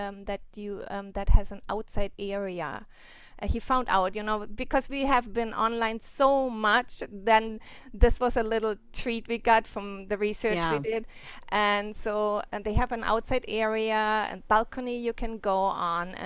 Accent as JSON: {"language": "English", "country": "Germany", "moved": "yes", "lives_now": "Hawaii, United States", "said": "I went to Germany. I'm from Germany, and I wanted to visit my family"}